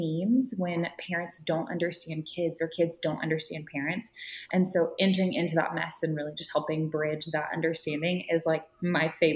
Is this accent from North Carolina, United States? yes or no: no; Austin, Texas, United States; I was born and raised in Austin and Cedar Park area